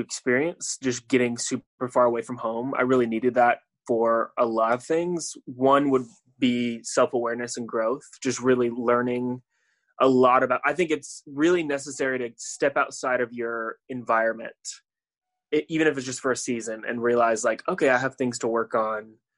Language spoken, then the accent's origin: English; Tampa, Florida, United States; moved away as an adult; also born or lived in Chattanooga, Tennessee; I am from Tampa, Florida. I grew up, born and raised there